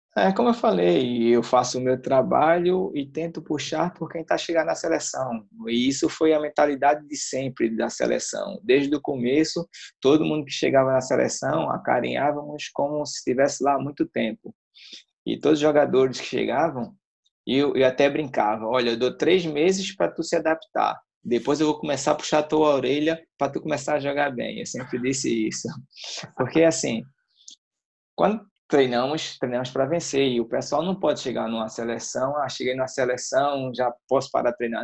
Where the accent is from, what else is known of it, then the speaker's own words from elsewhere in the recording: Northeast Region, Brazil; now in Portugal; eu sou do Nordeste